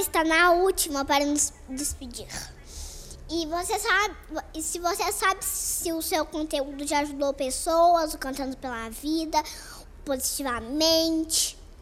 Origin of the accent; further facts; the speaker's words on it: Belo Horizonte, Minas Gerais, Brazil; lá na minha cidade, em Belo Horizonte, onde eu nasci